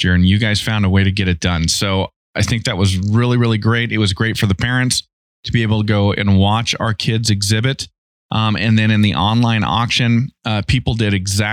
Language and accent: English; Idaho, United States; I'm from Idaho